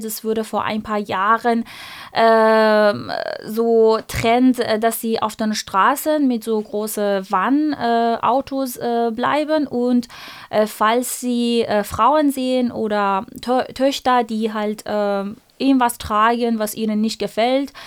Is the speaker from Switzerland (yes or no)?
no; Iran; German is a second language; now in Freiburg, Germany; stamme ich aus dem Iran, meine ganze Familie, meine ganze Verwandtschaft und Freunde leben dort